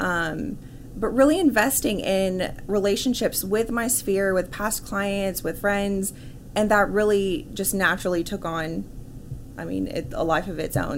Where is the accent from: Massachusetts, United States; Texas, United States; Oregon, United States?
Texas, United States; Irving; also born or lived in Dallas; I was born and raised in Dallas, right. um, so I grew up in Irving